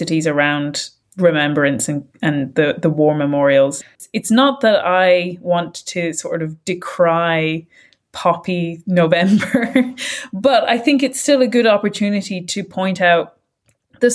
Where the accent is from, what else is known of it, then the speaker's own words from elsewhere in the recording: Ireland; we're speaking as Irish people